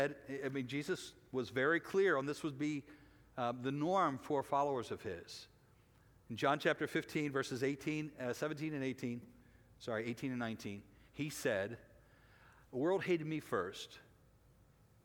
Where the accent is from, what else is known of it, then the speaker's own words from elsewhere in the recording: United States; as American Christians